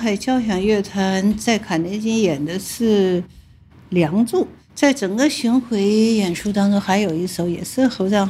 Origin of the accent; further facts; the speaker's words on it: Shanghai, China; 哎呀，难怪我是上海人，因为这次又有幸和 Anna 上海市重奏演奏